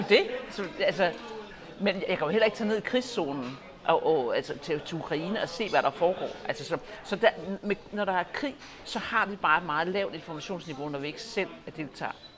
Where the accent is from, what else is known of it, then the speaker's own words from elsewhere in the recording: Denmark; som danske patrioter, og det er det, jeg er